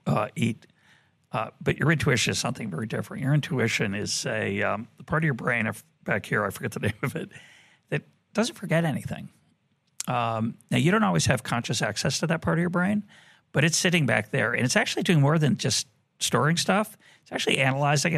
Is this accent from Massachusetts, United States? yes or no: yes; Boston, Massachusetts, United States; now in Jerusalem, Israel; I grew up in Boston